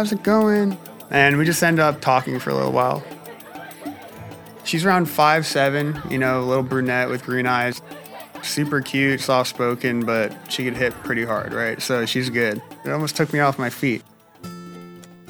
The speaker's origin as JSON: {"language": "English", "town": "Milford", "region": "Connecticut", "country": "United States", "said": "I'm from Milford, Connecticut"}